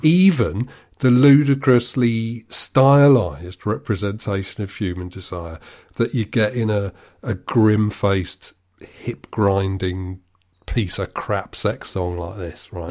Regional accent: United Kingdom; I'm British.

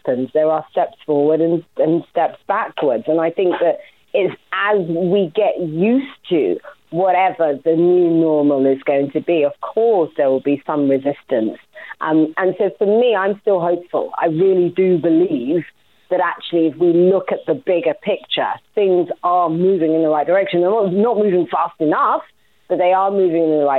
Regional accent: London, United Kingdom; I'm from Walthamstow. There's still a Walthamstow side to me

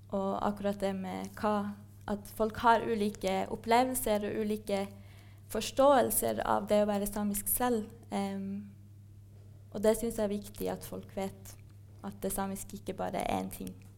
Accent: Kautokeino, Finnmark, Norway; moved away as an adult; now in Trondheim, Norway; jeg vokste opp i Kautokeino

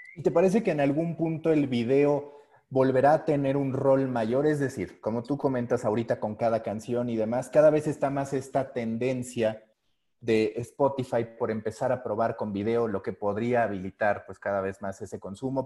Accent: Mexico; siendo mexicano

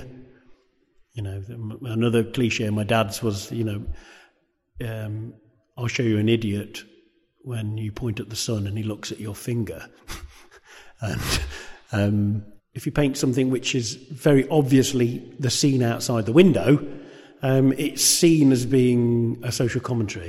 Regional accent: Coventry, West Midlands, United Kingdom; it was the place in which I was brought up

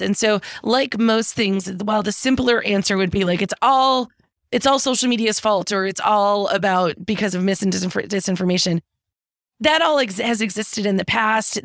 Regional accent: Green Bay, Wisconsin, United States; moved away as an adult; also born or lived in Washington, D.C.; I'm from Green Bay, Wisconsin originally, which is in the middle of the, the country up in the Great Lakes area.

